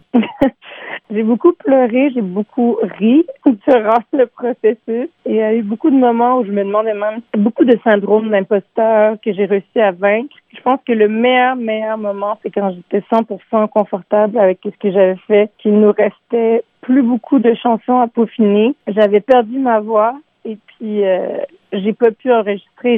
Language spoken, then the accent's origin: French; Montreal, Quebec, Canada; Je suis née à Montréal. J'ai grandi dans le Myland en franglais, donc euh, à moitié en français, à moitié en anglais